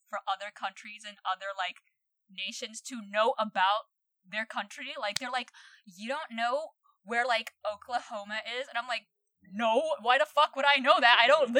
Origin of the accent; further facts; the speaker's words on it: Philippines; English is a second language; now in New Zealand; I'm like, okay, like, I'm a permanent resident here, but I still have a Filipino passport. I'm a Filipino.